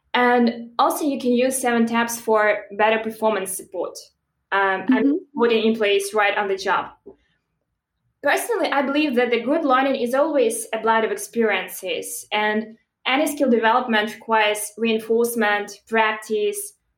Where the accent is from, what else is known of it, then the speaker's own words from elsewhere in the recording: Belarus; moved away as an adult; originally I'm from Belarus, and that's where I started my career